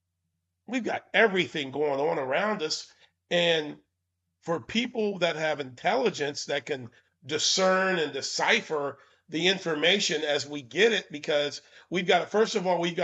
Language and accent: English; Maine, United States; I was born in Maine